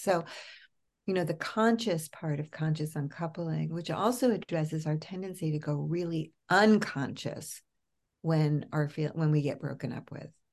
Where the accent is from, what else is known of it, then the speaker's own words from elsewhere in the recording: New York, United States; moved away as an adult; also born or lived in California / Los Angeles; now in Berkeley, United States; I'm a New Yorker